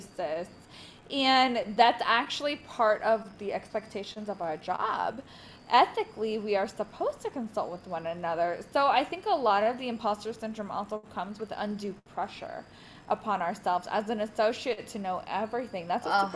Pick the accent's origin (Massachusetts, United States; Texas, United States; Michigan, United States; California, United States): California, United States; Orange County; I'm from Orange County